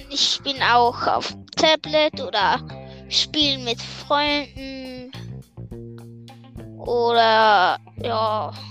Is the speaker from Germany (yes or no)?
no; Switzerland; Also ich komme aus der Schweiz und ich bin im Moment elf. Im November werde ich zwölf.